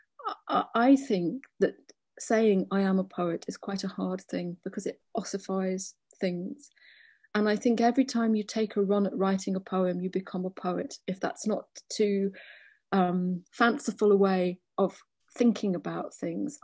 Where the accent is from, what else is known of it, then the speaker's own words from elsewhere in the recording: Liverpool, North West England, United Kingdom; I grew up in Liverpool